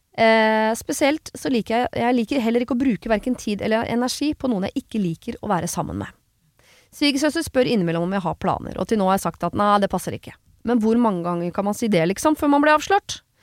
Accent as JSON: {"language": "Norwegian", "region": "Oslo", "country": "Norway", "moved": "as an adult", "lives_now": "Son, Norway", "said": "jeg kommer fra Oslo, stor by."}